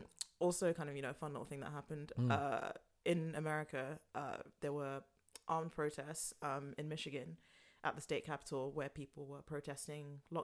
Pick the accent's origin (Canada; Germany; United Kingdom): United Kingdom; London; And I was born and raised in London. I'm hardly the most, you know, Ghanaian person there is.